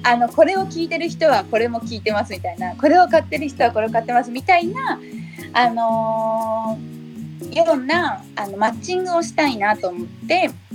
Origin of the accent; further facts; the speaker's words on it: Saitama, Japan; 地元埼玉